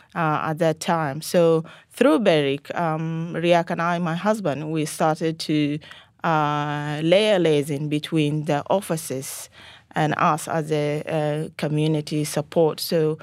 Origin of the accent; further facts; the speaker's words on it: Sudan; now in Australia; I was born and raised in North Sudan, but originally my parents from South Sudan.